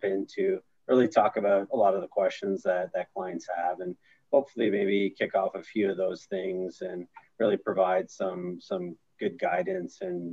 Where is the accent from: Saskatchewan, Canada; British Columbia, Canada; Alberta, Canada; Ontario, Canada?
Ontario, Canada; Sudbury; also born or lived in Orlando; I'm from Sudbury